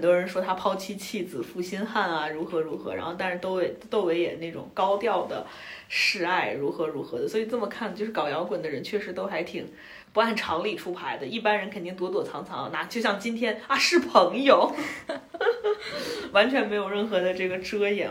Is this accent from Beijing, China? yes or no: no; Inner Mongolia, China; 我作为一个内蒙古人